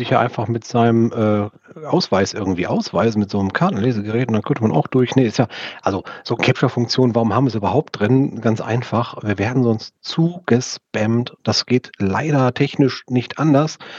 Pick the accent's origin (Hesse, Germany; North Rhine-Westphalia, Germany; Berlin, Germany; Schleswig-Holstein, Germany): Berlin, Germany; ja, ich weiß, als Berliner weiß man ja nicht, wie Busse aussehen, da fahren ja nur Trams, ne?